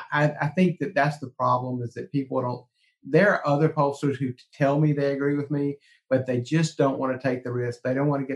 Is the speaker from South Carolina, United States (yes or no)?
yes; South Carolina, United States; I grew up doing politics in South Carolina. So I saw it when I was a kid doing politics